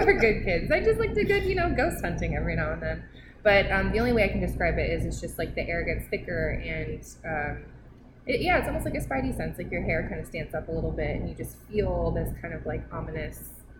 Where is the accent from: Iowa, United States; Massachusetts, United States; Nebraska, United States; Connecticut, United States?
Iowa, United States; When I was a kid, I grew up in Iowa, so there's a lot of creepy places in Iowa.